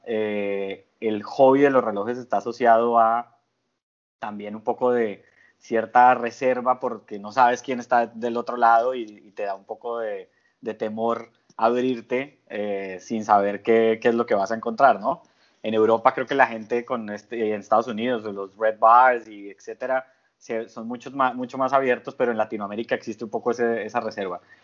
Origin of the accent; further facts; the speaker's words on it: Colombia; moved away as an adult; now in Panama; yo vivo en Panamá hace casi nueve años, pero soy colombiano de origen